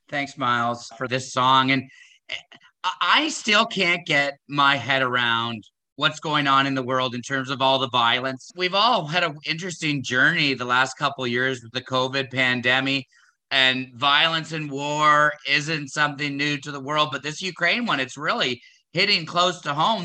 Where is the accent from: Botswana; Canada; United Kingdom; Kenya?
Canada; as a Canadian, I was raised to believe that we were a peacekeeping nation